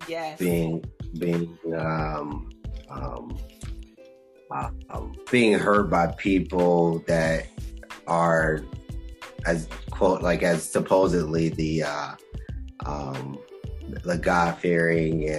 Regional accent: Trotwood, Ohio, United States; I grew up in Dayton. Born and raised in that area, suburb, which is called Trotwood

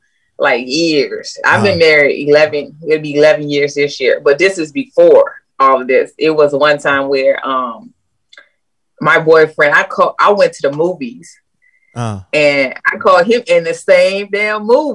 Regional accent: New Orleans, Louisiana, United States; born or raised there; now in Alabama, United States

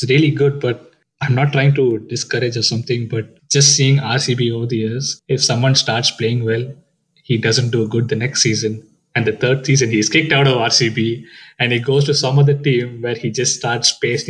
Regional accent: Bangalore, Karnataka, India; I'm a Bangalore boy. I was born and brought up in Bangalore.

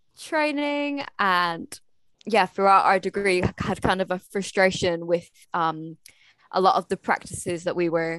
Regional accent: Scotland, United Kingdom; I'm from Scotland

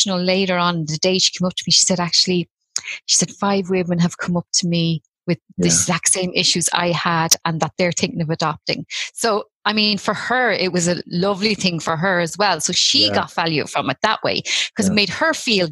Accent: Tallaght, Leinster, Ireland; also born or lived in Ballymun, Dublin; now in Rosslare Harbour, Ireland; I grew up in Talla

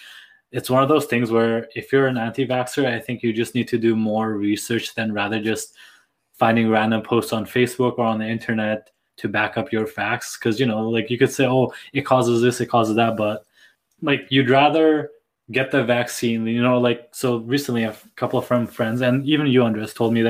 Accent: Nepal; born or raised there; moved away

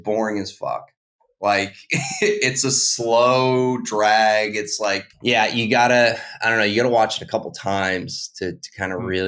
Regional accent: Boston, Massachusetts, United States; now in Charleston, United States; I come from Boston, Massachusetts, and now I live in Charleston, South Carolina

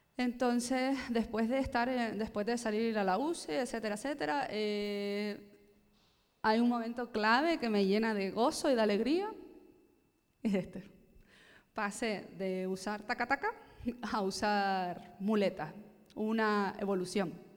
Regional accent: Gran Canaria, Canary Islands, Spain; nací en las Islas Canarias, en la isla de Gran Canaria concretamente

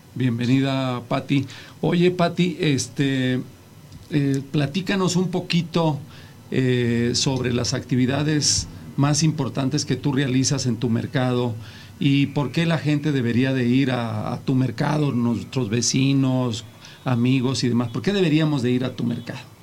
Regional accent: Mexico; los mexicanos somos luchones

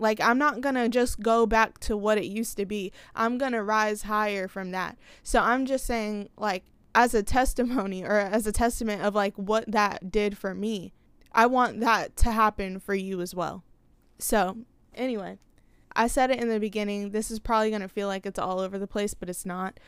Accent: the South, United States; I'm from the South

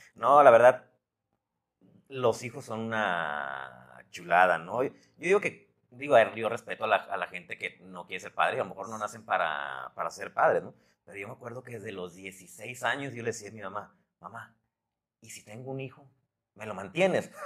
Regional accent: Los Mochis, Sinaloa, Mexico; moved away; also born or lived in Guadalajara; Mochis, de donde, donde, de donde yo soy

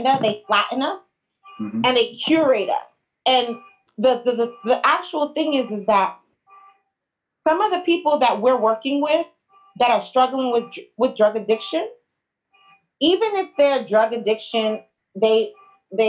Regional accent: New York City, New York, United States; I'm from Manhattan

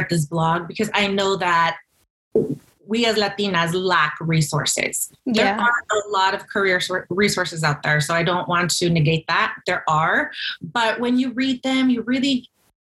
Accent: rural Nebraska, United States; also born or lived in McAllen, Texas; at the age of 9, my parents, who were Mexican missionaries, moved to rural Nebraska in the middle of the country. And I lived in a small rural community for about 10 years

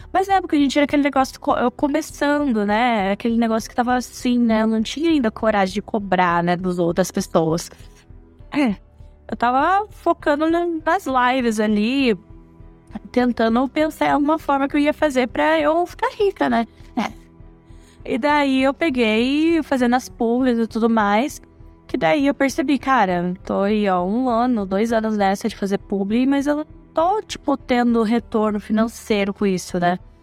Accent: Joinville, Santa Catarina, Brazil; sou natural de Joinville, Santa Catarina. Pra quem não sabia, sou catarinense

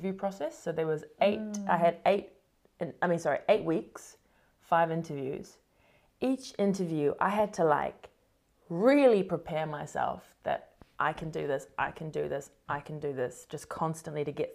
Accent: New Zealand; moved away as an adult; also born or lived in Sydney, Australia / London, United Kingdom; now in United States; I was a New Zealander

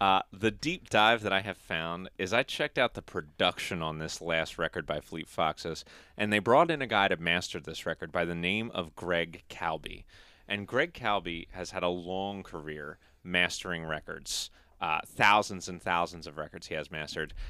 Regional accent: United States; we're American

